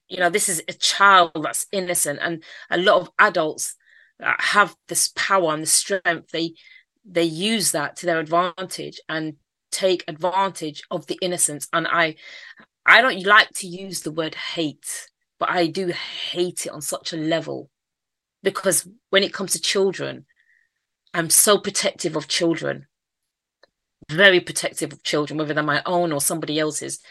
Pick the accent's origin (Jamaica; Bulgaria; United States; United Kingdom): United Kingdom; London; accent: Mancunian; also born or lived in Manchester / Stockwell / Brixton / Streatham; South London is my area. That's where I grew up. Even though I've got a Mancunian accent, I was born in Manchester.